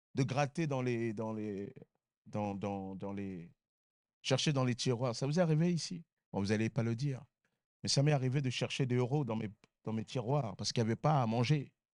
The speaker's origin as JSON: {"language": "French", "town": "Sarcelles", "region": "Île-de-France", "country": "France", "tie": "born or raised there", "said": "j'ai grandi à Sarcelles"}